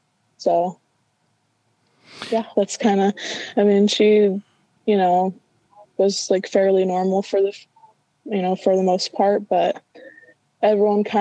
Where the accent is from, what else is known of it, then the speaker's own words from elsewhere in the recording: Vancouver, Washington, United States; we grew up in Vancouver, Washington, and just like a small like suburb kind of area